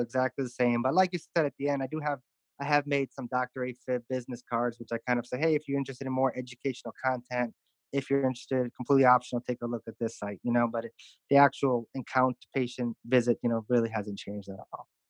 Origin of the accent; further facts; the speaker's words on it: Chicago, Illinois, United States; moved away as an adult; also born or lived in St. Louis, Missouri; now in Houston, United States; I'm originally from Chicago, uh, born born and raised